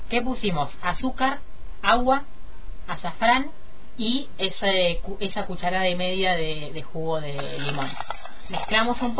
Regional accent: Argentina; hasta llegar hoy a, bueno, a ver, a Argentina, podríamos decir, porque estamos en Qatar, pero seguimos siendo

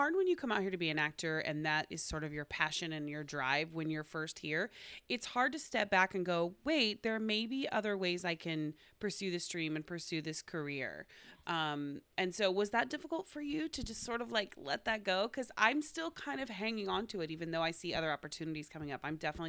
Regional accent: Oklahoma, United States; I'm from Oklahoma.

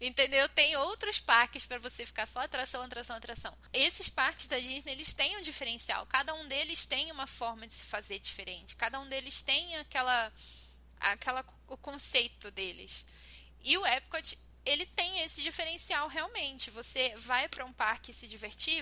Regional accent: Brazil; como brasileira

